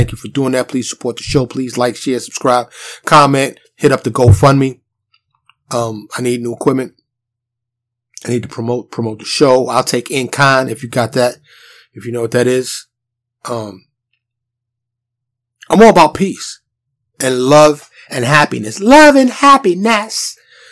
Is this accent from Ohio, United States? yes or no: no; New York City, New York, United States; moved away as an adult; also born or lived in Harlem / Bronx; now in Dallas, United States; I'm from New York City. Born and raised. But I live in a suburb of Dallas now.